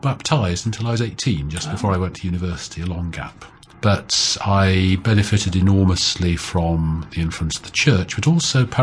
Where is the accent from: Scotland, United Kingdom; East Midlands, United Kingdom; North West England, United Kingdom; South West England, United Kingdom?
East Midlands, United Kingdom; Nottingham; also born or lived in Cambridge; I was born and brought up in Nottingham in the English Midlands.